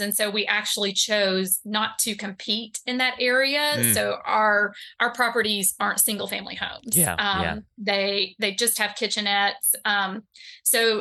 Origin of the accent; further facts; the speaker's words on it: East Tennessee, United States; now in North Carolina, United States; the tobacco barns that I grew up around in East Tennessee